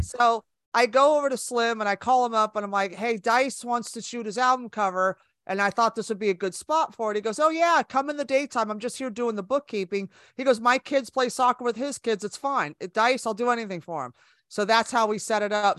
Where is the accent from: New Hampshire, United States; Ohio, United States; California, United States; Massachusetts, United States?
California, United States; Bay Area; moved away as an adult; also born or lived in Los Angeles, United States; now in New York, United States; I was born and raised in California, so I'm from the Bay Area, and I moved to L A with my best friend